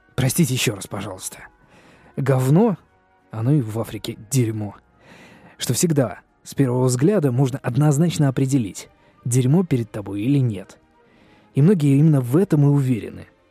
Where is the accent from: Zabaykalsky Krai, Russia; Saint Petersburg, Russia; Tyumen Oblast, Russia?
Saint Petersburg, Russia; я петербуржец